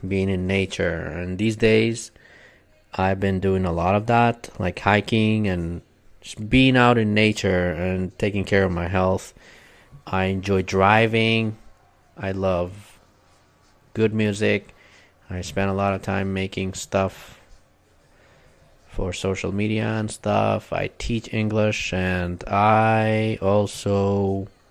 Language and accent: English; Kurdistan Region, Iraq; English is a second language; moved away as an adult; now in United States; I am from Kurdistan in northern Iraq. I came to the States 10 years ago